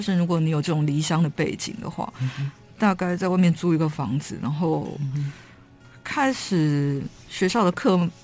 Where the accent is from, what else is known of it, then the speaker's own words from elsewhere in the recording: Kaohsiung, Taiwan; moved away as an adult; 其实我童年的时候生长的那个 那个地方有一点，有点妙，就是它虽然是在林园乡，可是我，我，我们的，我的老家住的那个地方，事实上它是在整个这个小乡镇的边陲嗯。就它是跟另外一个乡，那个大寮乡交界的附近